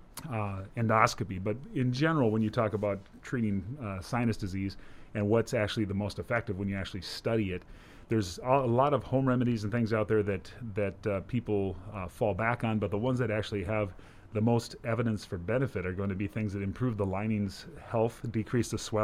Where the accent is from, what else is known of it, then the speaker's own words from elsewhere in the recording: Minnesota, United States; moved away as an adult; also born or lived in Cincinnati, Ohio; now in Brookings, United States; I grew up in Minnesota